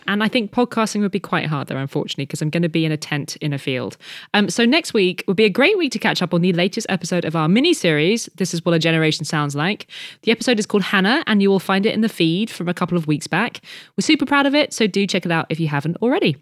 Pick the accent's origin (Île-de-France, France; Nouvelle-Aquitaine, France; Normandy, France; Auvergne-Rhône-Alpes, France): Île-de-France, France; Paris; moved away; my hometown of Paris.